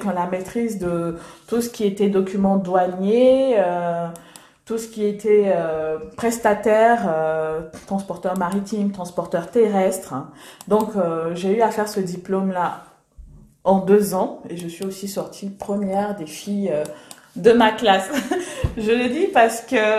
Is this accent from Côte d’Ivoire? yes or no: yes; Abidjan, Côte d’Ivoire; accent: Ivorian; moved away as an adult; now in Nice, France; je suis née en Côte d'Ivoire, hein, à Abidjan, d'une mère euh, burkinabé, mhm. d'un père euh, sénégalais, donc euh, multiculture. Et je suis, j'ai grandi, j'ai fait 25 ans en Côte d'Ivoire, et donc j'ai cette culture totalement ivoirienne. J'ai l'accent ivoirien